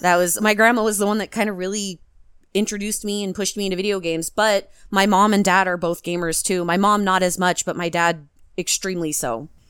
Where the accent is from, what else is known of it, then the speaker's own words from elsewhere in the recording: Washington, United States; I'm from Washington